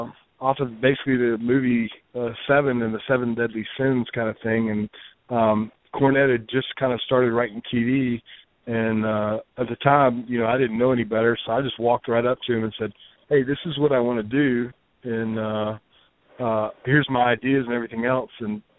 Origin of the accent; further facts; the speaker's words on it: Memphis, Tennessee, United States; moved away; I grew up in Memphis. So, I mean, you know, I, you know, now that I live away from Memphis